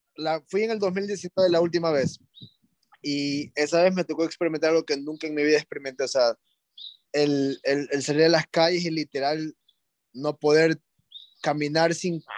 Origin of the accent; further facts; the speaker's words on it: Ecuador; moved away as an adult; also born or lived in California; yo era de Ecuador, o sea, yo soy de Ecuador